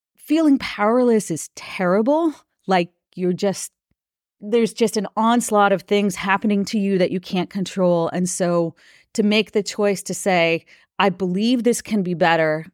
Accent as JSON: {"language": "English", "region": "Minnesota", "country": "United States", "tie": "born or raised there", "said": "I I grew up in Minnesota"}